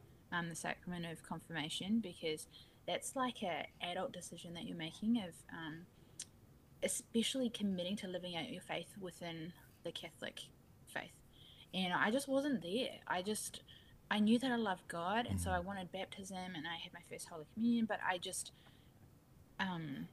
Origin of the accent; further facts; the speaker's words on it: Rangiora, Canterbury, New Zealand; I grew up in New Zealand